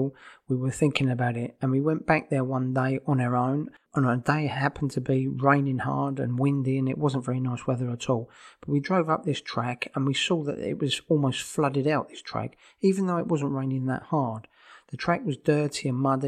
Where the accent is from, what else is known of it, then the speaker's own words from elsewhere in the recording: Brighton, South East England, United Kingdom; moved away as an adult; now in Spain; I was from Brighton